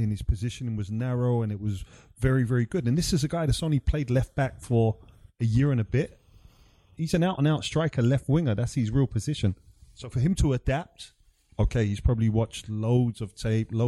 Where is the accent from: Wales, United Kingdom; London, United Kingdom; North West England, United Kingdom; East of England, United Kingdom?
London, United Kingdom; making my first team debut for my hometown club